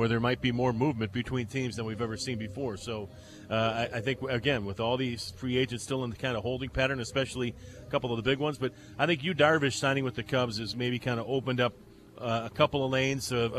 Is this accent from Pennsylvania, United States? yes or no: no; Chicago, Illinois, United States; now in Sarasota, United States; growing up in the Chicago area, being a White Sox fan as a kid